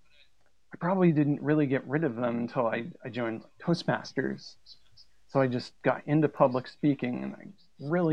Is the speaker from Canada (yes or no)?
yes; Canada; I grew up in a really small community